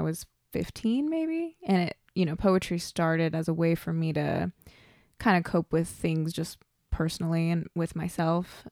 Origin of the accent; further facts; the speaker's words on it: Oklahoma, United States; also born or lived in Shawnee, Oklahoma / Pawnee, Oklahoma / El Reno, Oklahoma; I'm born and raised in Oklahoma. I was born down south in Shawnee and, uh, I moved around, um, growing up.